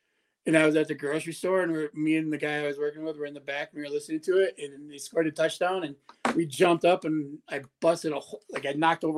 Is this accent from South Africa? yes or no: no; Wisconsin, United States; also born or lived in San Francisco; I'm from Wisconsin.